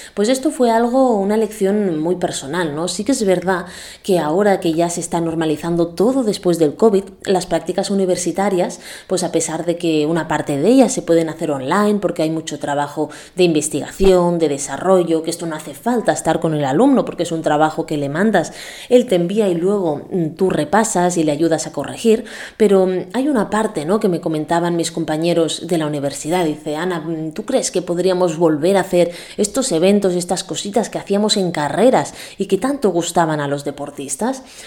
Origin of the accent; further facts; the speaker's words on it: Calafell, Catalonia, Spain; mi pueblo natal es Calafell